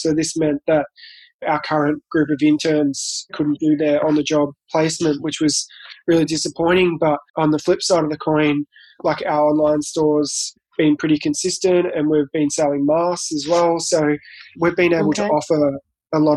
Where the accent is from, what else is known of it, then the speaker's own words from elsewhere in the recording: Colac, Victoria, Australia; I'm from Colac, which is a country town past Geelong.